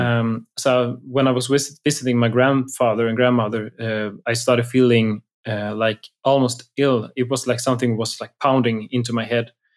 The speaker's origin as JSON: {"language": "English", "area": "outside of Gothenburg", "region": "Västra Götaland", "country": "Sweden", "tie": "born or raised there", "said": "I grew up outside of Gothenburg."}